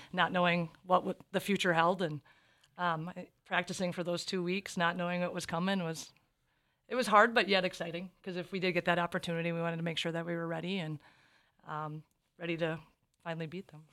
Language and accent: English; Minnesota, United States; us growing up in Minnesota, being the hockey state